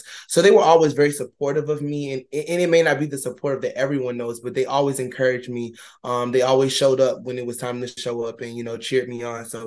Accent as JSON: {"language": "English", "town": "Ocala", "region": "Florida", "country": "United States", "also_born_or_lived": "Tallahassee, Florida", "moved": "as an adult", "said": "I'm originally from Ocala, Florida"}